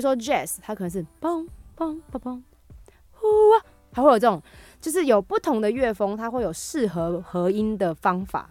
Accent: Taiwan; first language Hakka; 我是客家人

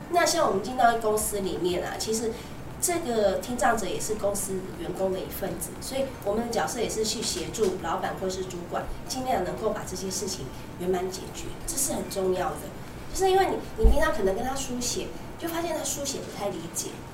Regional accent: Keelung, Taiwan; also born or lived in Taipei; 那我那时候就是都在基隆嘛

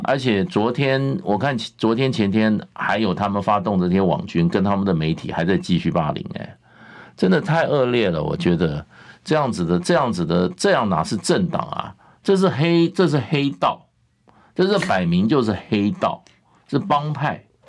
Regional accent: Taiwan; 我们也是在台湾教育下长大的

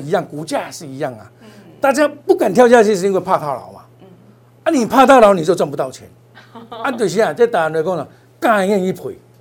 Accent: Taiwan; 我们台湾人

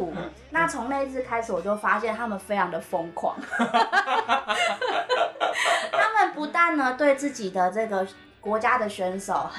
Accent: Taiwan; 吸引到国外的选手来我们台湾这边训练。

